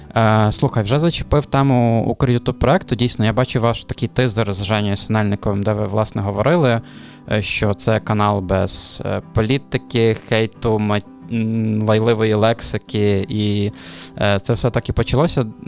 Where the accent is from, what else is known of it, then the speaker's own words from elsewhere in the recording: Khmelnytskyi, Khmelnytskyi Oblast, Ukraine; я з Хмельницького сам